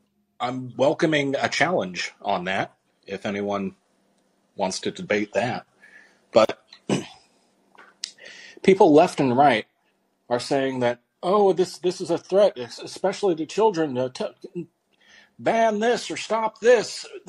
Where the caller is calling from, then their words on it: Washington, United States; No, Washington State.